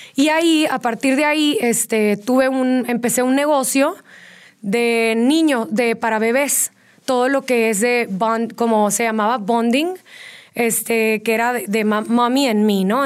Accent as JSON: {"language": "Spanish", "town": "Tijuana", "region": "Baja California", "country": "Mexico", "moved": "as an adult", "lives_now": "Querétaro, Mexico", "said": "yo soy de Tijuana. Sí. Llevo ya 10 años viviendo aquí en Querétaro"}